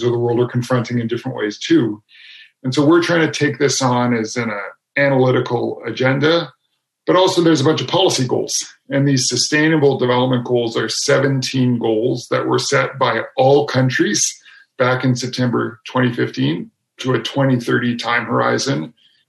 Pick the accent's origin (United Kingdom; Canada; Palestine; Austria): Canada; my home country of Canada